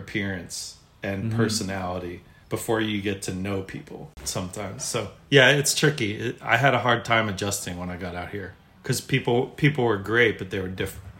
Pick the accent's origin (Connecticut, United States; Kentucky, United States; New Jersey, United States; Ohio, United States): New Jersey, United States; moved away as an adult; now in Laguna Beach, United States; I was born and raised in New Jersey, about 20 minutes outside of New York City.